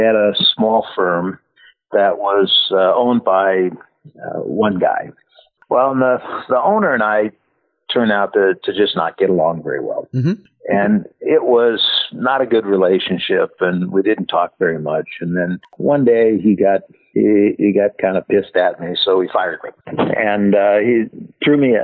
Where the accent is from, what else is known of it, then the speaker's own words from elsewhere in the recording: San Francisco, California, United States; I grew up in San Francisco